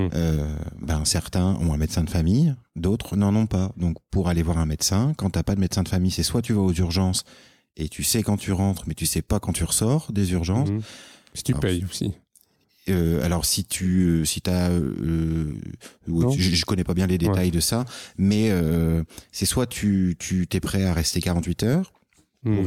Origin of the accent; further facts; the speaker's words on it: France; moved away as an adult; now in Quebec, Canada; on est français et donc on est étranger nous ici